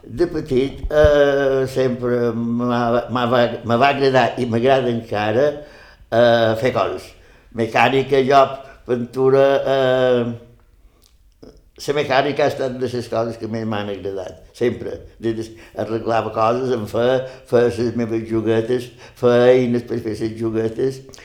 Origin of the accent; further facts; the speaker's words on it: Campos, Balearic Islands, Spain; also born or lived in Ses Salines; Mon pare va ser, es, era el jefe de l'estació d'estrenes de Set Salines i quan tenia 5 anys el van destinar a Campos.